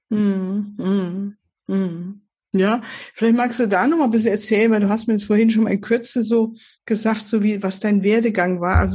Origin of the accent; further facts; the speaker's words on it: Switzerland; born there; also born or lived in Poland; Ähm, wie schon kurz gesagt, eben im, ich bin in der Schweiz